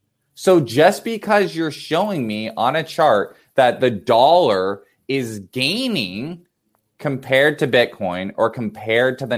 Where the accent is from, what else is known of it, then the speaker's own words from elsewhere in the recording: United States; as an American